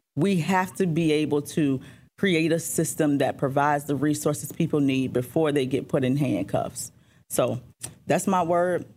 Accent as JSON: {"language": "English", "town": "Richmond", "region": "Virginia", "country": "United States", "tie": "born or raised there", "said": "Richmond is where I'm born and raised"}